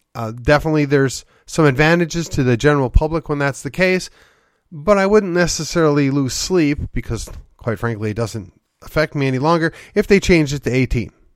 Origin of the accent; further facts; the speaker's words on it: Midwest, United States; now in McKinney, United States; I grew up in the Midwest